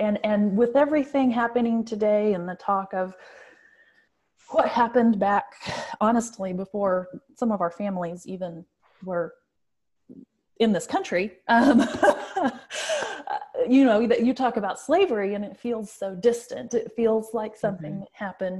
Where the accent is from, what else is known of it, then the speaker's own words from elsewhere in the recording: Bartlesville, Oklahoma, United States; And I'm from the Bartlesville area.